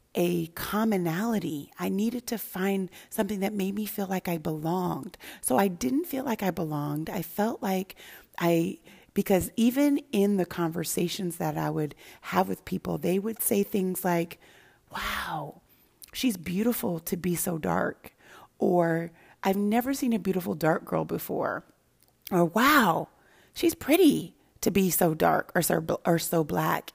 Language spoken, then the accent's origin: English; Santa Barbara, California, United States; also born or lived in Denver, Colorado / Los Angeles, California; I grew up in Denver, Colorado initially until I was about seven. And then I went to Los Angeles, California, and then into, went, moved into, moved to Santa Barbara, California